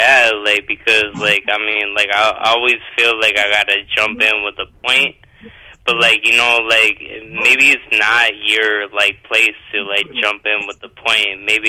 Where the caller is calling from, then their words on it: Albany, New York, United States; I'm calling from Albany, New York.